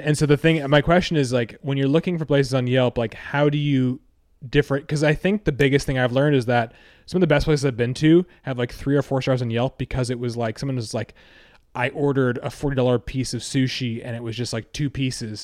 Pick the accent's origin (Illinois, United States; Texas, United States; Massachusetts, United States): Massachusetts, United States; Hingham; growing up in Hingham